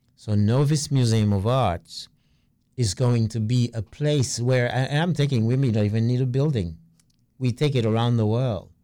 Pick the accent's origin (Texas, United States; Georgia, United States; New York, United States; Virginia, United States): New York, United States; New York City; I'm from Brooklyn